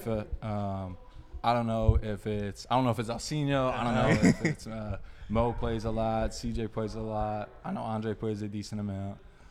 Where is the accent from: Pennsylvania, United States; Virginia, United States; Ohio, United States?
Pennsylvania, United States; Philadelphia; I support the Eagles because I'm from Philly